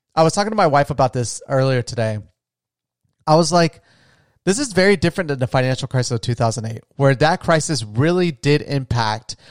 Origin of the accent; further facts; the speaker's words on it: Florida, United States; moved away; I'm from a small retirement town in Florida.